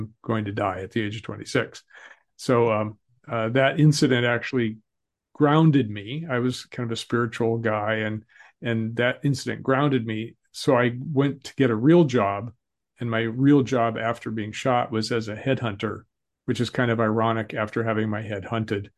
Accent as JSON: {"language": "English", "region": "Colorado", "country": "United States", "tie": "born or raised there", "said": "I grew up in Colorado"}